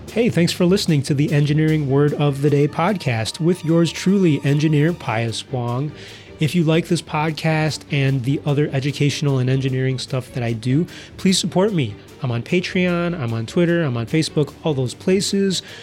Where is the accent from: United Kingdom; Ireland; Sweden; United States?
United States; accent: American English; my American English accent